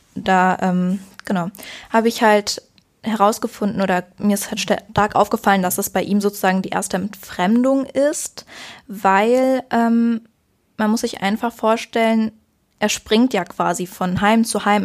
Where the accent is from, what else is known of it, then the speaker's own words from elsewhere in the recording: near Cologne, North Rhine-Westphalia, Germany; ich komme jetzt nicht direkt aus Köln, aber aus der Nähe von Köln und pendel dann hin und her